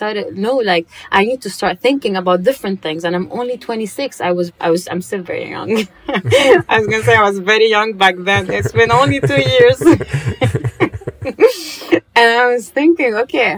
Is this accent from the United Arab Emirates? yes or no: yes; Dubai, United Arab Emirates; I grew up in Dubai, so you know how life is in Dubai.